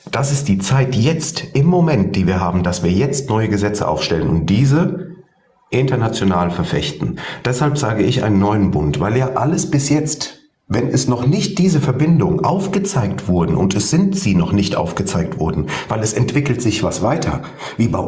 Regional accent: Fauerbach, Hesse, Germany; Ich komme aus Hessen, Fauerbach bei Wutzbach

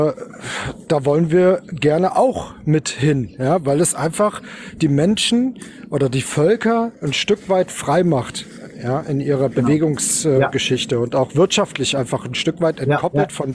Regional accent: Hesse, Germany; ich äh, grüße euch als Hesse aus dem Großherzogtum Hessen natürlich.

